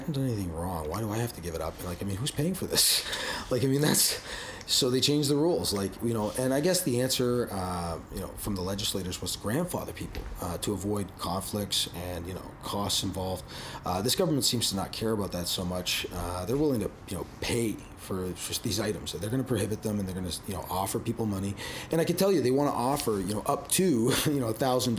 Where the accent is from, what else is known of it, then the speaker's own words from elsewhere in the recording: Canada; as a Canadian